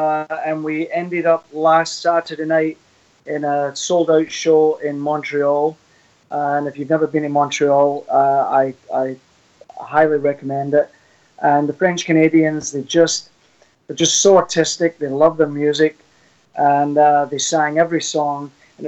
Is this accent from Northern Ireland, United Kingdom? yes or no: no; about 9 miles outside of Glasgow, Scotland, United Kingdom; moved away; I'm actually from Scotland